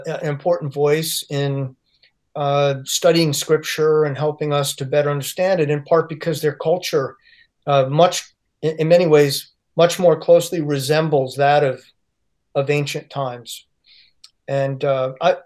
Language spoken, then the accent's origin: English; United States; I'd been accustomed to living in and growing up in the United States